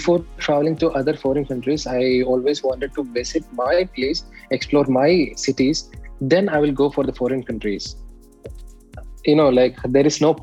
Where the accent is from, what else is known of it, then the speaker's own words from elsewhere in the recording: Kerala, India; moved away as an adult; now in Dubai, United Arab Emirates; as an Indian